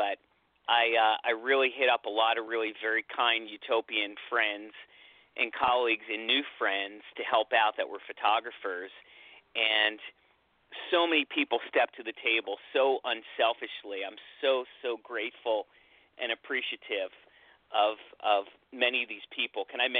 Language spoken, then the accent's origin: English; Philadelphia, Pennsylvania, United States; moved away; I'm from Philadelphia originally, so, you know, the home of Todd.